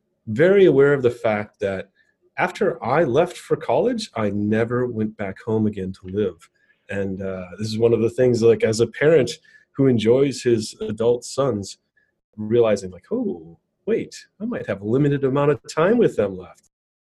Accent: Racine, Wisconsin, United States; I grew up in southeast Wisconsin, so between Milwaukee and Chicago. It's a town called Racine, and it's about 80, 90, 100,000, somewhere in there.

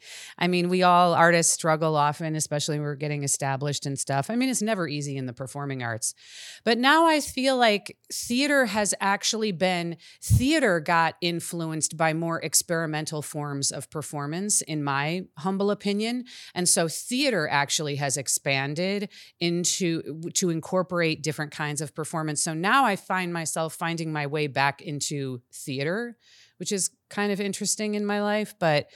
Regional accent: Chicago, Illinois, United States; I'm originally from Chicago, and I spent a lot of my life in Chicago.

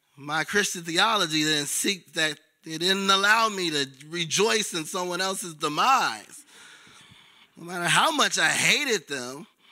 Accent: Chicago, Illinois, United States; I'm from the South Side of Chicago

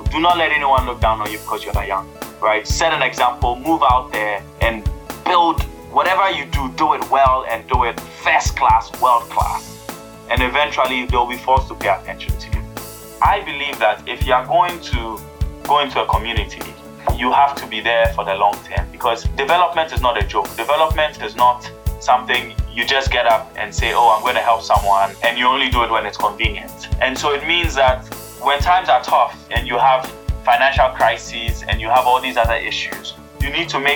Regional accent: Ghana; moved away; I grew up in Ghana

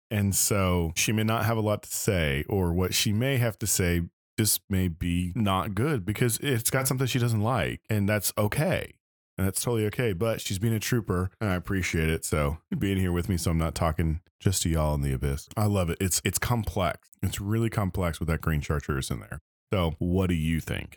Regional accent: Lenexa, Kansas, United States; now in Little Rock, United States; Lenexa, the town that I grew up in in Kansas

